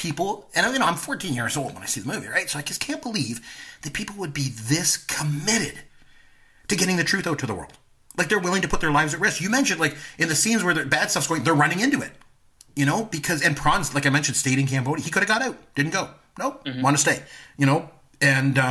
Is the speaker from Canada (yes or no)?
yes; Canada; I'm Canadian